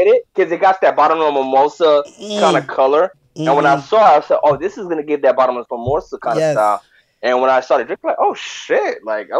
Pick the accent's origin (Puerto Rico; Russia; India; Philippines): Puerto Rico; born there; So I'm Caribbean, all right? I was born in Puerto Rico. My mom is Dominican, and my dad is Cuban.